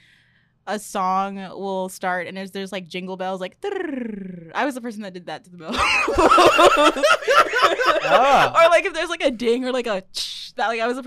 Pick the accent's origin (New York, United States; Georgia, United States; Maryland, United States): Maryland, United States; also born or lived in Chicago, United States; I claim Chicago more than I do Maryland. But don't tell anybody from Chicago I said that.